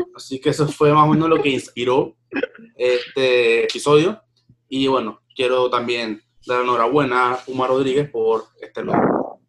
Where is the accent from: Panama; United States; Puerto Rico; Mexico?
Panama